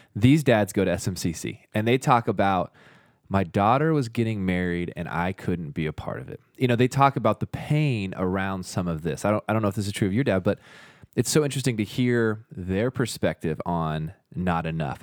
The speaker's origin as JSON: {"language": "English", "area": "the Northwest", "region": "Pacific Northwest", "country": "United States", "tie": "born or raised there", "moved": "yes", "lives_now": "Utah, United States", "said": "I grew up in the Northwest."}